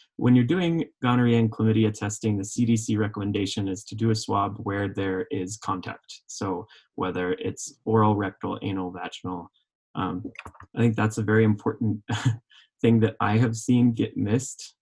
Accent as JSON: {"language": "English", "region": "Oklahoma", "country": "United States", "tie": "born or raised there", "also_born_or_lived": "Vermont / California", "accent": "southern", "moved": "as an adult", "lives_now": "Colorado, United States", "said": "growing up in Oklahoma"}